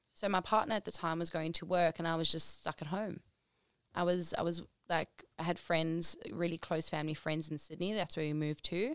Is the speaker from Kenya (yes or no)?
no; South Africa; moved away; I'm South African